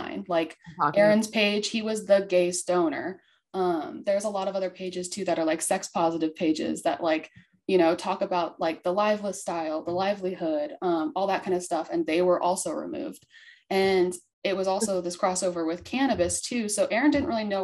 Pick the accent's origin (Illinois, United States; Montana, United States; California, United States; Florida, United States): Montana, United States; I came from Montana